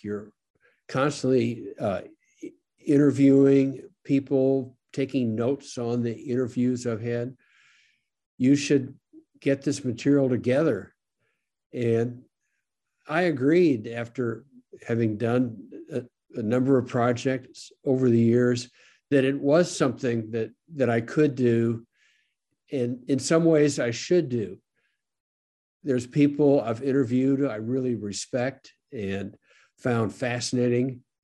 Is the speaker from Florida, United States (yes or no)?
no; St. Louis, Missouri, United States; I grew up in St. Louis